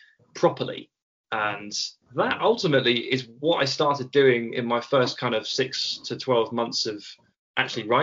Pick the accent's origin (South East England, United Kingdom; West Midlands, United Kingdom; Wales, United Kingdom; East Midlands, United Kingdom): South East England, United Kingdom; Hampshire; moved away as an adult; also born or lived in Birmingham / Bristol; now in London, United Kingdom; I was born in Birmingham, the Birmingham in England, and then I moved to Hampshire, the Hampshire in England, and then I went to university in Bristol, the Bristol in England, before I finally settled down in London